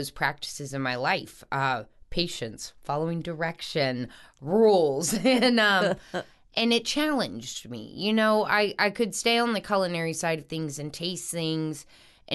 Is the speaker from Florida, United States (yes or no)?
no; North Shore, Louisiana, United States; also born or lived in New Orleans; I grew up on the North Shore for a while